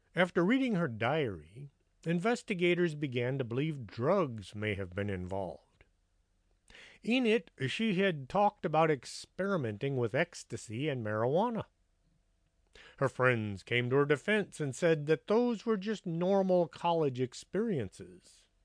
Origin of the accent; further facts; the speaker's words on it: near Pasadena, Texas, United States; all living in Pasadena, Texas, which is just up the road from my hometown